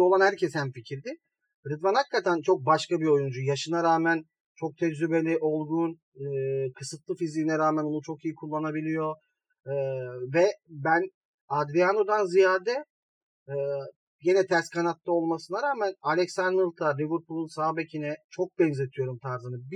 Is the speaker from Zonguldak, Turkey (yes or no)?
no; Malatya, Turkey; Ya, Malatyalıyım. Ya Malatya'da ters giden çok şey var şu ara.